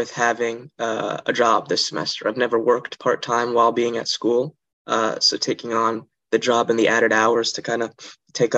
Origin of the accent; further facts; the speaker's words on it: Montreal, Quebec, Canada; moved away; I am from Montreal, Canada